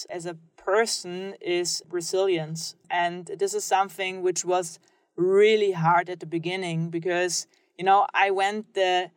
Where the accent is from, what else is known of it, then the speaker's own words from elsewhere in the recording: Germany; I grew up in Germany